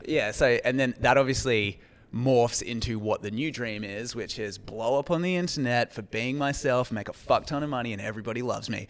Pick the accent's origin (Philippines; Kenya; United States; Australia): Australia; my cultural experience as an Australian